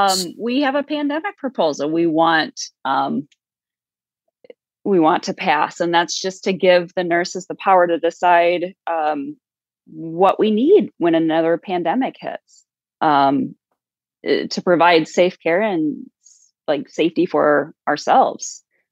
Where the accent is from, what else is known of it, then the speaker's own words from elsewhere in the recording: South Dakota, United States; and I'm from South Dakota, so this kind of all, like, really hits home for me